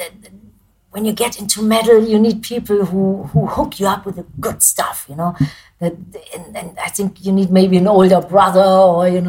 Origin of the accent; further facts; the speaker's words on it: Germany; English is a second language; moved away as an adult; now in United States; being a German band